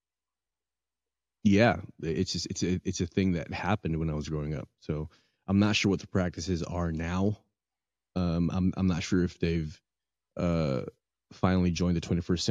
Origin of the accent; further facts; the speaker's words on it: Philippines; moved away; In the Philippines, when I was growing up in the Philippines